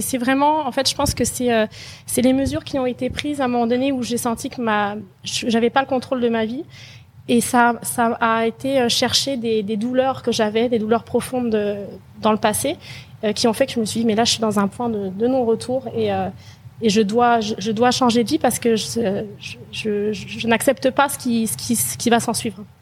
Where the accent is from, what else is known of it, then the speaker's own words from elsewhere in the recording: France; moved away as an adult; also born or lived in Quebec, Canada; now in Canada; née en France et j'ai décidé de quitter la France quand j'avais 24 ans